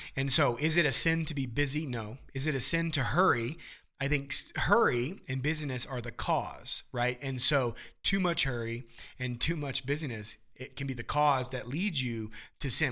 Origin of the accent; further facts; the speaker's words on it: Midwest, United States; growing up in the Midwest